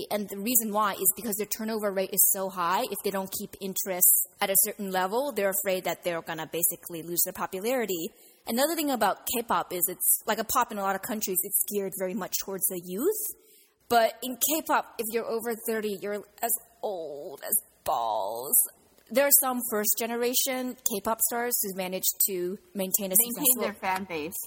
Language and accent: English; United States; we're both from America, B